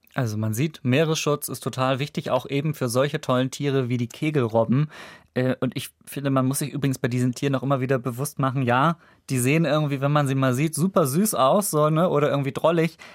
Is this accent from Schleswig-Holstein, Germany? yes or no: yes; Kiel, Schleswig-Holstein, Germany; in meiner Heimat Kiel